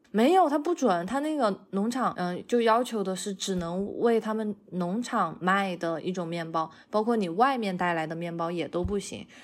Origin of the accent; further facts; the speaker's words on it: China; now in United States; 我一般来说我是会从国内带隐形眼镜过来